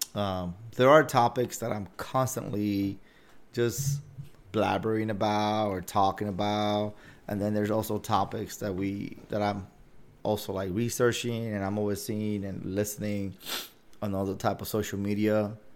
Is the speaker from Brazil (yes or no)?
no; Dominican Republic; moved away; I'm from the Dominican Republic